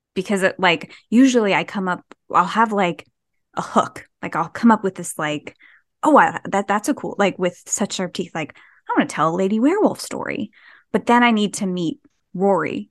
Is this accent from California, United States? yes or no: no; New Jersey, United States; I'm from New Jersey